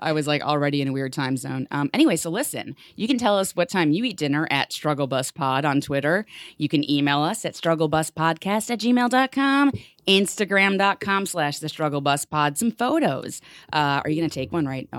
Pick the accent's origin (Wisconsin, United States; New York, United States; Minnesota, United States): New York, United States; New York City; growing up in the Bronx in New York City public school